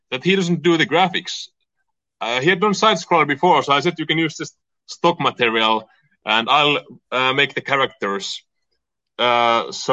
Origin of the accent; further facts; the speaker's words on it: Finland; also born or lived in California; now in Portland, United States; I'm from Finland